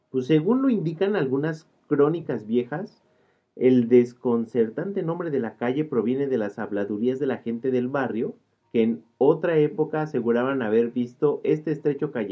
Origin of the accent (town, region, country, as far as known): Mexico City, Mexico; born or raised there